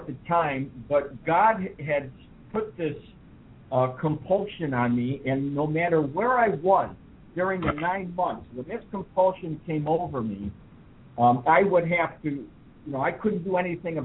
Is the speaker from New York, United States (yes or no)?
yes; New York, United States; moved away as an adult; also born or lived in California; I was raised in New York